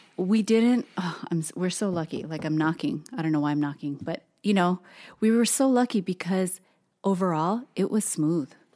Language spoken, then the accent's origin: English; Hawaii, United States; moved away as an adult; now in Portland, United States; Tosin and I were both born and raised in Hawaii